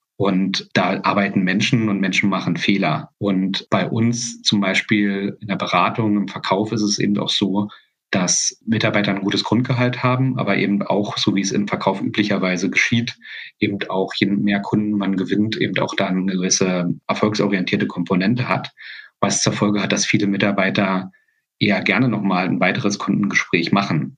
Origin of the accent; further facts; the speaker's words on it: GDR, East Germany, Germany; Ich komme ja aus einem Land, ich komme ja aus der DDR